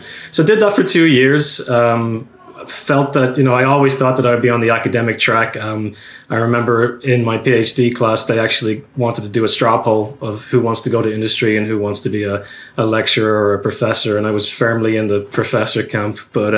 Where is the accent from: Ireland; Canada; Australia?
Ireland; accent: Irish; I've been told recently that I'm losing my accent, so I'm going to try and make an effort to sound more Irish today.